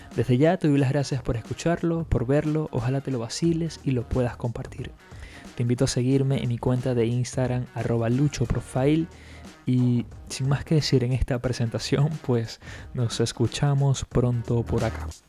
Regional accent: Venezuela; now in Barcelona, Spain; Soy de Venezuela, vivo en Barcelona, España

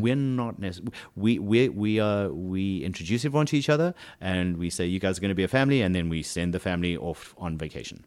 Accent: South Africa; accent: South African; moved away as an adult; now in United States; when I first got to this country w, with even a stronger South African accent than I still have

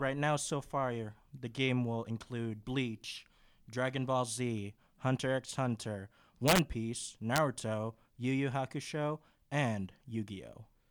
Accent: Canada; moved away as an adult; I'm Canadian, and so I have my Canadian account

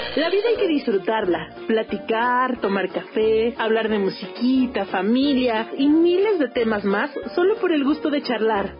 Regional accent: Mexico; cuando los comencé a ver aquí en México

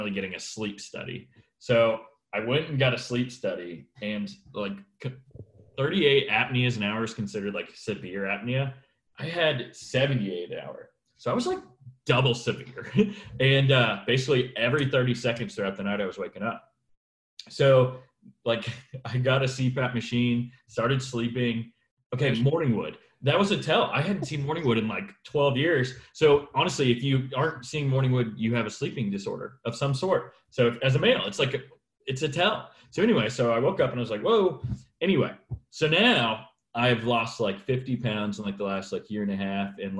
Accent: Springboro, Ohio, United States; moved away as an adult; also born or lived in Lexington, Kentucky / Iowa; now in Louisville, United States; I'm a realtor here in Louisville, but I'm from Ohio

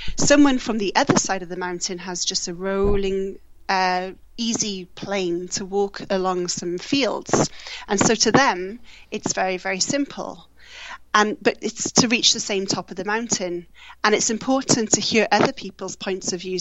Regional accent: Wales, United Kingdom; moved away; also born or lived in Australia; I moved back from Australia to to Wales in April

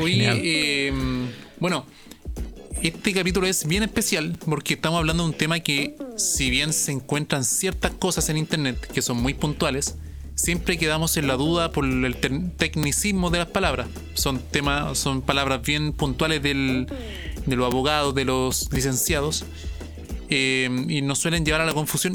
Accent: Chile; acá somos chilenos

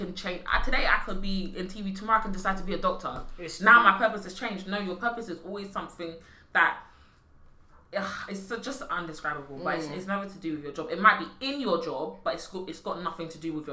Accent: London, United Kingdom; living in East London.

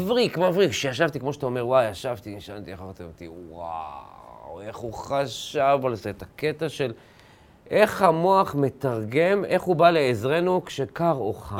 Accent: a moshav near Ma'alot, Northern District, Israel; אני זוכר בתור ילד, גדלתי ב, במושב ליד מעלות

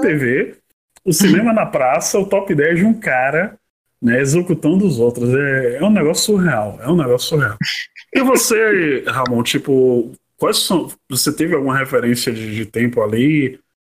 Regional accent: Salvador, Bahia, Brazil; quando eu era moleque, morando na, na Chapada do Rio Vermelho

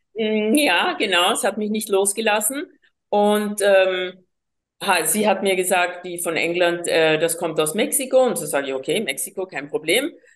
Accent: Colombia; first language Spanish; German is a second language; also born or lived in Vienna, Austria; now in Austria; ich bin gebürtige Kolumbianerin, war acht Jahre lang in Wien und habe hier die vier Hauptsprachen von Europa, Deutsch, Französisch, Englisch und eben Spanisch, meine Muttersprache, einfach von klein auf gelernt.

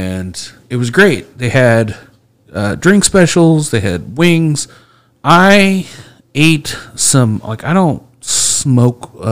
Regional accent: Speedway, Indiana, United States; I grew up in Speedway

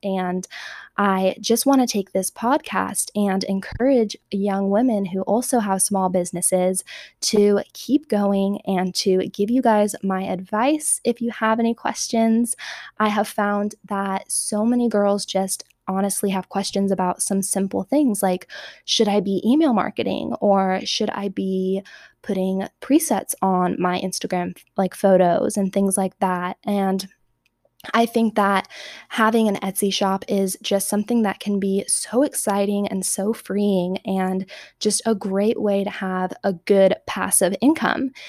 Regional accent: Southern California, United States; moved away as an adult; now in Arizona, United States; I was born and raised in Southern California

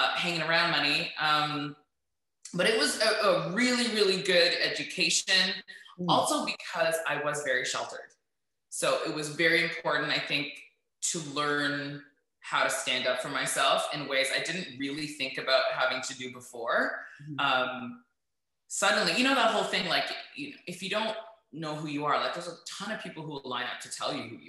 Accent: Toronto, Ontario, Canada; I'm from Toronto, right? Yeah. I grew up at like Jane and Finch until I was around 7, and then I moved to like the Bathurst and Finch area, which is so North Yorks

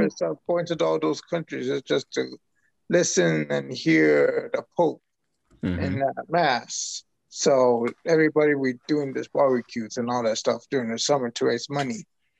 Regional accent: Ecuador; Oh, I'm from Ecuador.

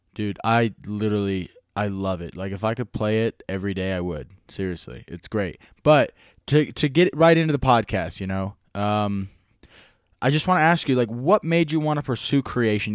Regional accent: small town in Nevada, United States; I'm from a small town in Nevada.

